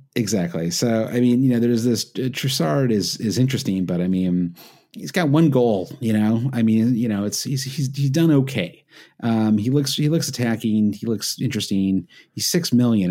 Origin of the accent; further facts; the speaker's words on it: Midwest, United States; an expression I grew up with in the Midwest